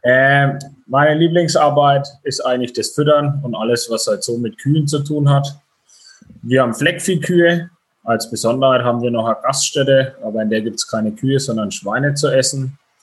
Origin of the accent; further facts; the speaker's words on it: Franconia, Bavaria, Germany; Ich komme aus Franken, also quasi auch ein Bayer